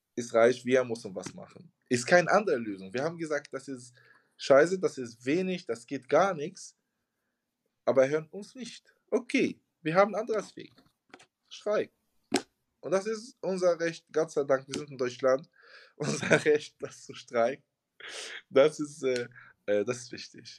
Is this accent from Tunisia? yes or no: yes; Tunisia; German is a second language; moved away as an adult; also born or lived in Hamburg, Germany; now in Germany; ich komme aus Tunesien. Ich bin seit äh, seit sechs Jahren, seit 2016 hier